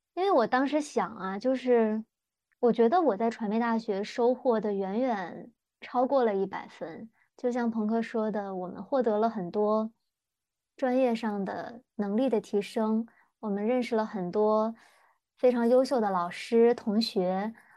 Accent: northern China, China; 我是北方人，其实按理说我们家就是什么节日，过什么，呃，各大节日都会吃饺子

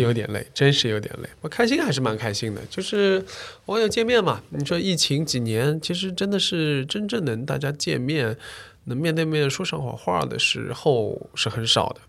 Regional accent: China; 我们中国人

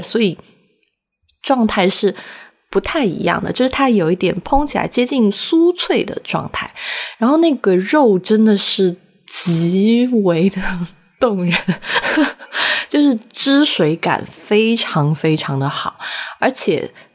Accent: Sichuan, China; 我们四川话有一个词叫八味

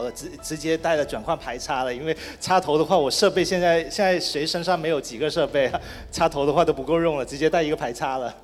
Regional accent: Guangdong, China; 其实跟我们南方中国的南方啊，不是我广东人的南方啊

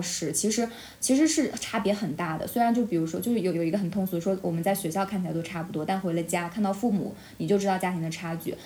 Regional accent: Shanxi, China; moved away as an adult; 可能我生在这里

